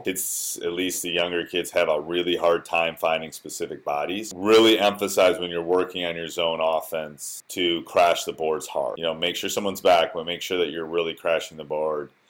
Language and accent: English; Wisconsin, United States; born or raised there